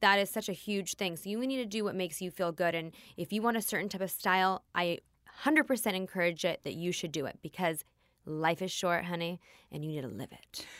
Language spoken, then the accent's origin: English; Los Angeles, California, United States; I was born in Tarzana, California